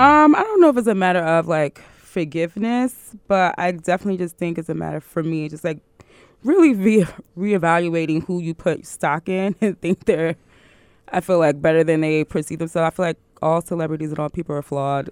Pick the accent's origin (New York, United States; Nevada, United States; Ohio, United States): New York, United States; New York City; I grew up in Brooklyn, we went to the same junior high school